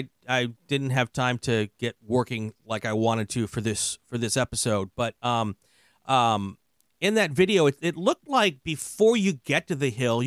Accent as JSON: {"language": "English", "town": "Lake Geneva", "region": "Wisconsin", "country": "United States", "tie": "born or raised there", "said": "Oh yeah, I grew up in Lake Geneva."}